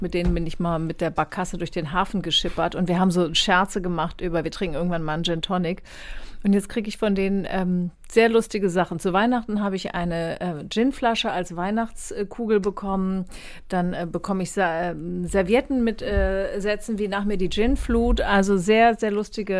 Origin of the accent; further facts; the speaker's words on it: Kiel, Schleswig-Holstein, Germany; now in Hamburg, Germany; Ich bin ja gebürtige Schleswig-Holsteinerin